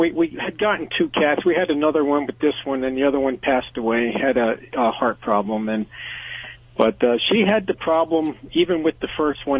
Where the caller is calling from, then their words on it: Pottstown, Pennsylvania, United States; I'm calling from Pottstown, Pennsylvania.